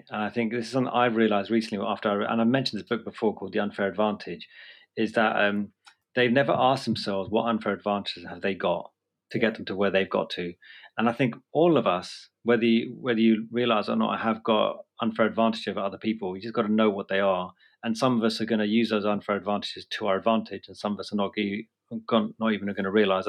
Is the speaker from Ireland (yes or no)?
no; United Kingdom; I do still classify myself as a Brit, even though some people in Dartford or whatever say I'm not.